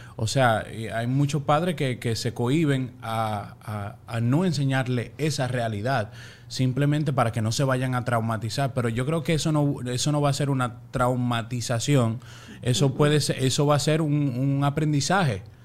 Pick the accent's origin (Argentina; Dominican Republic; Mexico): Dominican Republic; now in Miami, United States; de allá, República Dominicana